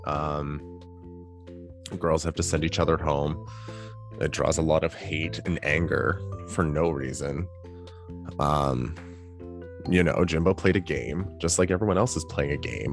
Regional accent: Canada; as a Canadian

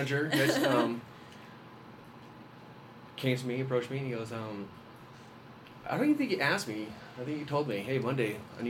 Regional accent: White Mountains, Arizona, United States; also born or lived in Roswell, New Mexico; now in Flagstaff, United States; I'm originally from Roswell, New Mexico. Okay. Grew up in the White Mountains, graduated, married, three kids.

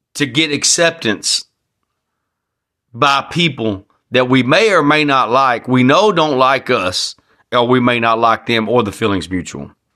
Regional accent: Texas, United States; I'm proud to be a Texan

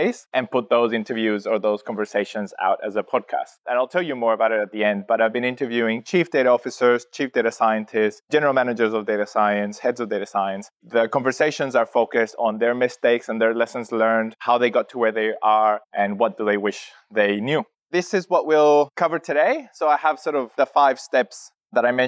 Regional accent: Chile; now in Australia; I'm originally from Chile, from South America. I've been in Australia and working in analytics slash data for 16 years now.

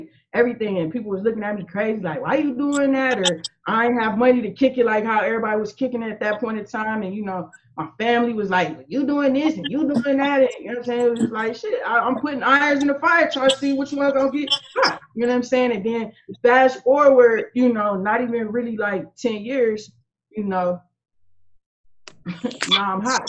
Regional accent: Akron, Ohio, United States; I grew up in Akron. I was actually born and raised in Akron

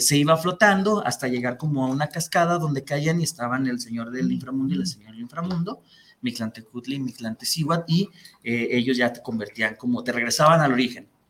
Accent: Mexico; lo que somos como mexicanos

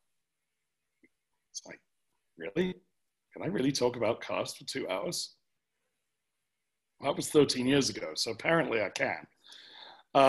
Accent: England, United Kingdom; also born or lived in United States; now in Cheyenne, United States; me as an Englishman

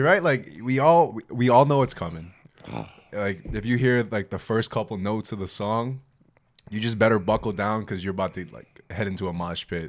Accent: Chicago, Illinois, United States; moved away as an adult; also born or lived in Boston

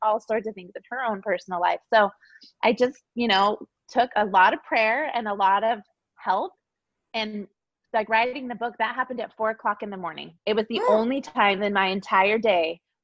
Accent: Salt Lake City, Utah, United States; moved away as an adult; We grew up in Salt Lake City.

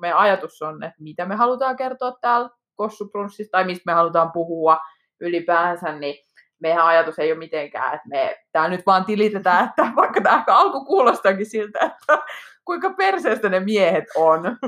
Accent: Pori, Satakunta, Finland; now in Helsinki metropolitan area, Finland; olen Porista alun perin

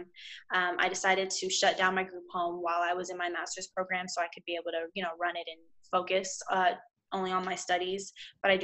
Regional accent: Houston, Texas, United States; I'm from Houston, Texas

